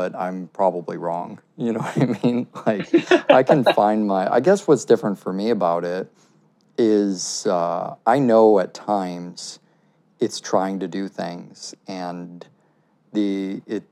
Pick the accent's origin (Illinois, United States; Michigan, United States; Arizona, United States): Illinois, United States; Chicago; moved away; also born or lived in Brooklyn, New York; growing up in Chicago